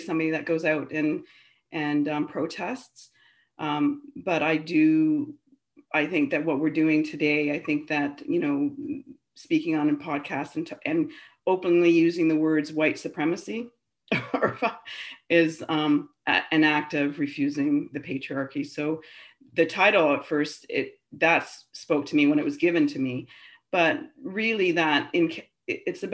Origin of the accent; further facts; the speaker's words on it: Ontario, Canada; moved away as an adult; now in Vancouver, Canada; I grew up in Ontario, Babel, Ontario